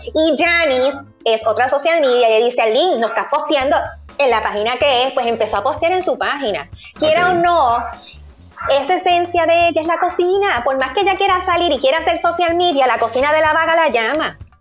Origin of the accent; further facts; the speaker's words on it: Puerto Rico; nosotros como puertorriqueños